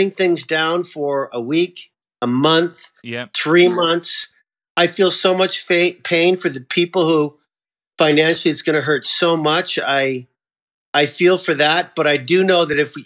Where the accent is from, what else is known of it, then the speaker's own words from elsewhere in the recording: Canada; now in United States; I'm Canadian. I'm proud Canadian. I'm a proud American too.